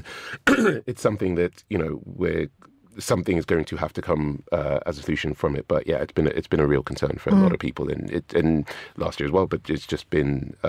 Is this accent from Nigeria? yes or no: yes; Nigeria; I have returned since to the excuse of I'm Nigerian, this is not what we do.